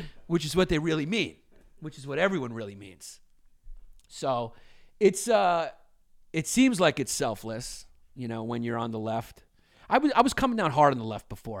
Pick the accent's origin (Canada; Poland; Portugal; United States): United States; New York City, New York; we grew up in New York and Brooklyn, no fireplaces